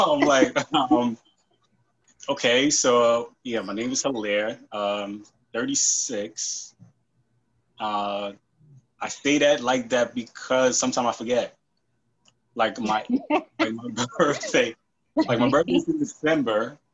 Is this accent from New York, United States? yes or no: yes; New York, United States; also born or lived in Haiti / North Carolina; I was born in Haiti, came here when I was nine. Um, live in New York like my whole life